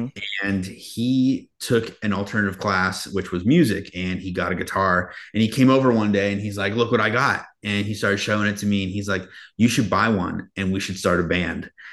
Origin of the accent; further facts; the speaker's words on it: Yuba City, California, United States; I grew up in Northern California, a little town called Yuba City.